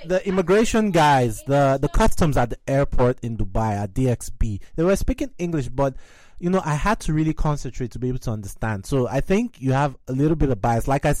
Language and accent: English; Nigeria; now in United States; I'm from Nigeria